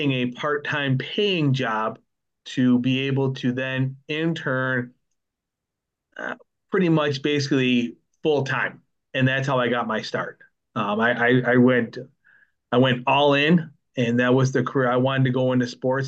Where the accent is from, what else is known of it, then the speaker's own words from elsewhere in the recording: near Lake Erie, Buffalo area, New York, United States; I grew up near Lake Erie. Now I'm over by Lake Ontario